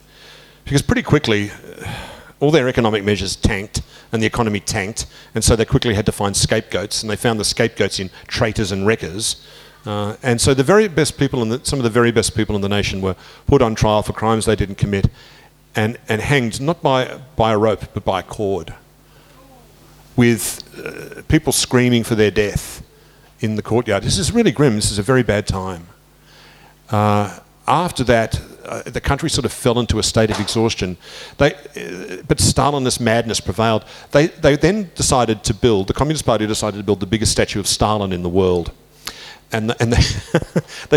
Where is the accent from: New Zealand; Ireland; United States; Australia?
Australia; I'm not British, I'm Australian.